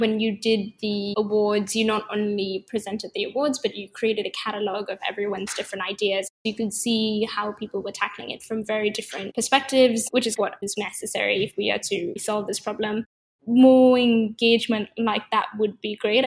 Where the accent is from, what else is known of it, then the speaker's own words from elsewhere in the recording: Sri Lanka; moved away; also born or lived in California / London; I grew up in Sri Lanka and then I went to study in California